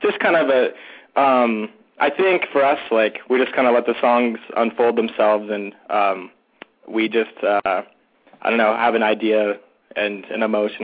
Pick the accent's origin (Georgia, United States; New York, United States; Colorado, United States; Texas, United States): Colorado, United States; Denver; we are all from Denver, Colorado.